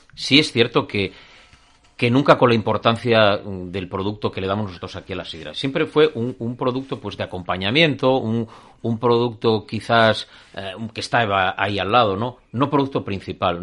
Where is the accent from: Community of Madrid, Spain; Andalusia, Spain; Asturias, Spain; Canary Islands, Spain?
Asturias, Spain; somos españoles, somos asturianos